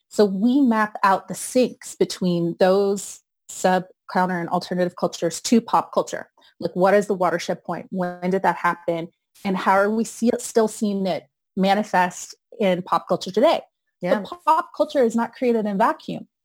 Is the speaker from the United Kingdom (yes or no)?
yes; United Kingdom; I am like Arab and I'm British.